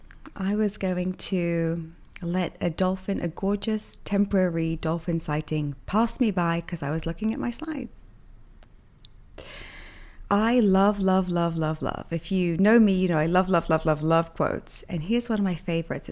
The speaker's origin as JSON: {"language": "English", "region": "England", "country": "United Kingdom", "also_born_or_lived": "New York", "moved": "yes", "lives_now": "Miami, United States", "said": "I'm from England"}